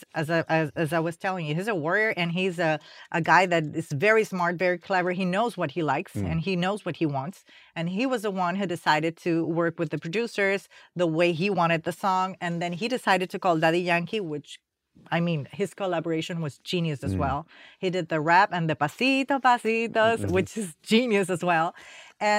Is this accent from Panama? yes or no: yes; Panama; moved away as an adult; now in United States; I came from Panama